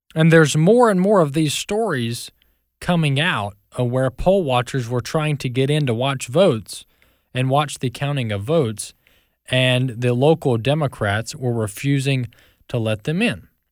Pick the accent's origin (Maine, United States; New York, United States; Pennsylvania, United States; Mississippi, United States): Mississippi, United States; My home state, Mississippi